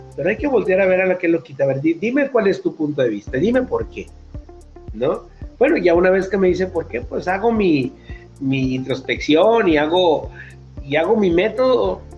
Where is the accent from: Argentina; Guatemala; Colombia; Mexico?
Mexico; como decimos acá en, en México, las pilas o las baterías